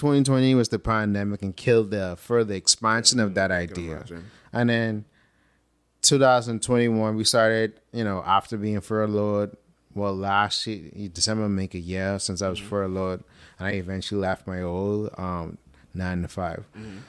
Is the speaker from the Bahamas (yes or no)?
yes; Bahamas; also born or lived in Atlanta, United States; I started to break outside of this box that growing up in the Bahamas, that sort of place on your mind, not really physically. I mean, we live on a small island, but we think on a small island too.